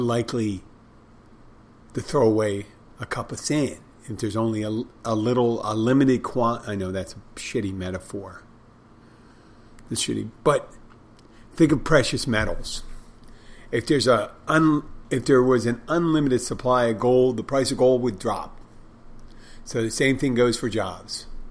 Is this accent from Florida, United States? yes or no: no; Philadelphia, Pennsylvania, United States; I'm from Philadelphia